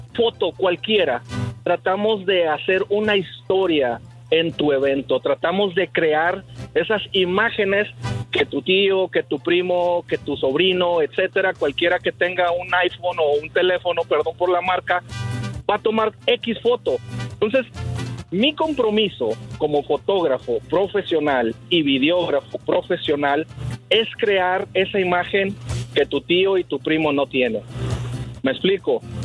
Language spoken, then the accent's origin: Spanish; San Luis Potosí, Mexico; moved away; also born or lived in Matamoros, Tamaulipas / Ciudad Victoria, Tamaulipas; soy de San Luis Potosí, pero me casé con una dama tamaulipeca.